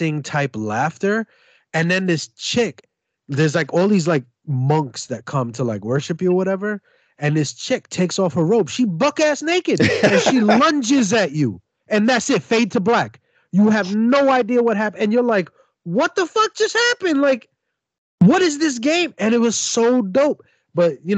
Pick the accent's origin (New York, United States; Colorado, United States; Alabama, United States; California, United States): New York, United States; New York City; I'm from Brooklyn